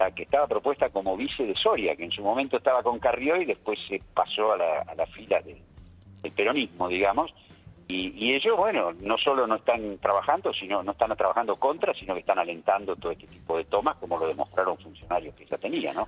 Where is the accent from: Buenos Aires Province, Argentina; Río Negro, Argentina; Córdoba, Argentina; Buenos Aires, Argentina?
Río Negro, Argentina; General Roca; yo soy de General Roca, vivimos en la ciudad